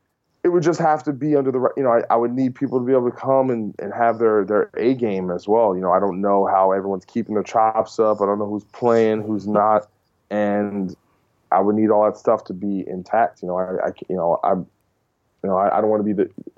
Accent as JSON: {"language": "English", "region": "New Jersey", "country": "United States", "said": "I'm from Jersey, where E-Town's from"}